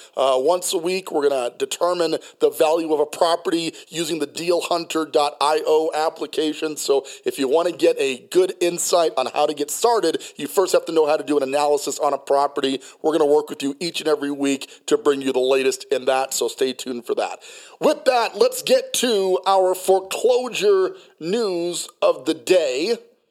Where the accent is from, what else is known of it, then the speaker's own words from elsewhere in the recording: Colorado Springs, Colorado, United States; also born or lived in Hawaii; Colorado Springs, Colorado, okay, because that's where I grew up. I went to Liberty High School, class of 1995. We moved there from Hawaii when I was just a kid, third grade through 12th grade.